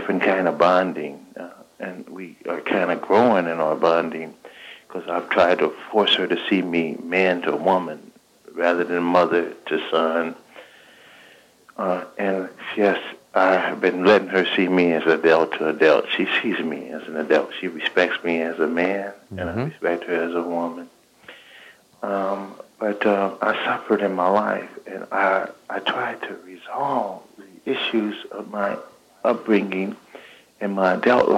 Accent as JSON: {"language": "English", "town": "Los Angeles", "region": "California", "country": "United States", "tie": "born or raised there", "said": "I grew up here in South Central Los Angeles"}